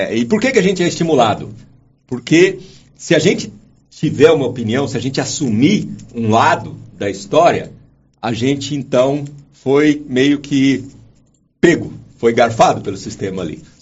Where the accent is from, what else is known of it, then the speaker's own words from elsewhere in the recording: Minas Gerais, Brazil; primeiro que eu sou mineiro